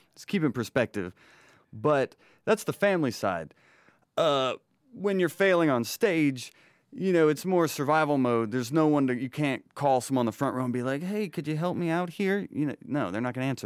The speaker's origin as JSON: {"language": "English", "town": "Rome", "region": "Georgia", "country": "United States", "moved": "yes", "lives_now": "Atlanta, United States", "said": "I'm originally from Rome, Georgia"}